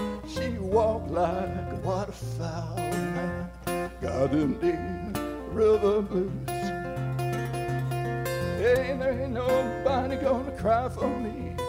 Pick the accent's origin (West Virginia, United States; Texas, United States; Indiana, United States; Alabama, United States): Alabama, United States; You may have noticed I'm from Alabama.